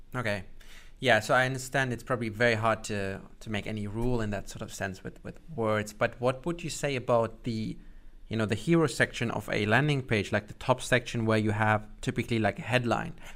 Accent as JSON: {"language": "English", "country": "Germany", "said": "I'm from Germany myself"}